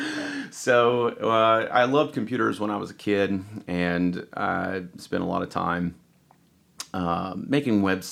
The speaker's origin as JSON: {"language": "English", "town": "Elizabethton", "region": "Tennessee", "country": "United States", "tie": "born or raised there", "said": "I grew up in Elizabeth and Carter County"}